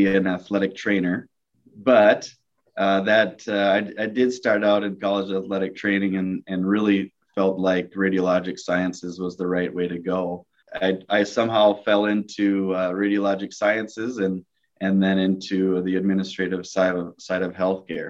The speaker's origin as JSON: {"language": "English", "town": "Tacoma", "region": "Washington", "country": "United States", "tie": "born or raised there", "said": "I was born in Tacoma, Washington, near a base. But my father retired when I was 3 years old"}